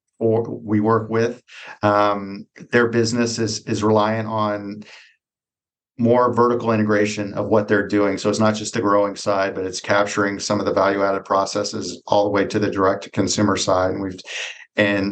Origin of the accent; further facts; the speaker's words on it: Dallas, Texas, United States; I grew up in North Dallas